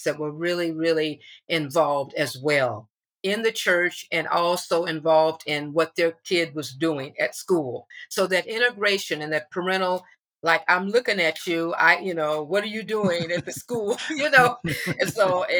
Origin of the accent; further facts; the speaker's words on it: Berkeley, California, United States; also born or lived in Oakland; I was born in Oakland, but in the late 50s, actually 1959, third grade, my mom and dad and my sister and brother and I, we moved to Berkeley. So I went from third grade to high school in Berkeley.